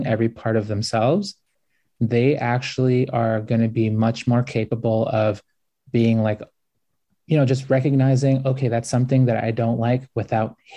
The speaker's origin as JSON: {"language": "English", "country": "United States", "tie": "born or raised there", "said": "I grew up like super poor, like it was hard growing up in the United States"}